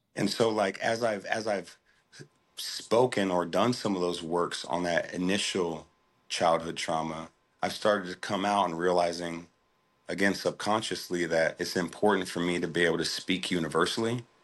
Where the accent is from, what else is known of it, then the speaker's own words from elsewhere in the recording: Des Moines, Iowa, United States; I'm from, born and raised in Des Moines, Iowa.